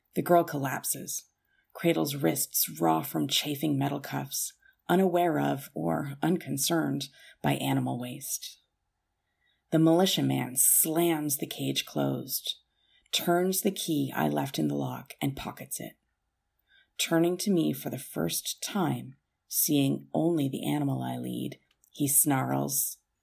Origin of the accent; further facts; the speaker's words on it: Canada; as a Canadian